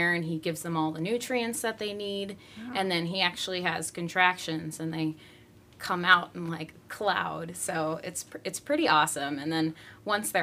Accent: Chicago, Illinois, United States; moved away as an adult; also born or lived in Iowa; now in Florida, United States; I grew up in Chicago in the city

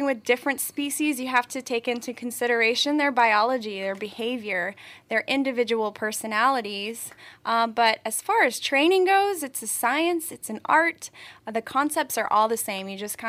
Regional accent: Hawaii, United States; Amanda, well, I am actually from Hawaii, the island of Oahu.

